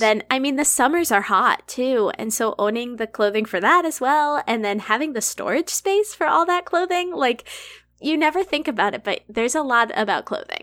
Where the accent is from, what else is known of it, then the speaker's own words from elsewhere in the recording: Massachusetts, United States; now in Humboldt, United States; I'm from Massachusetts.